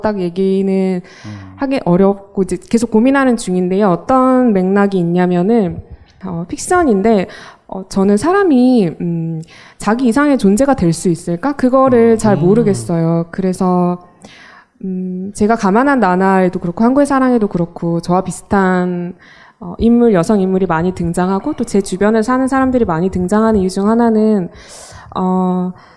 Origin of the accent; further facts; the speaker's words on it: Mokpo, South Jeolla, South Korea; moved away as an adult; now in Seoul, South Korea; 저는 목포에서 어, 태어나서 고등학교까지 다니고 20살에 서울로 올라왔는데요.